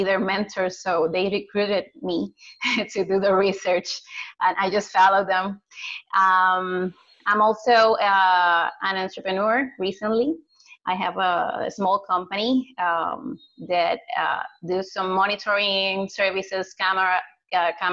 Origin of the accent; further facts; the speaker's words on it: Puerto Rico; I was born and raised here in Puerto Rico, the center of the island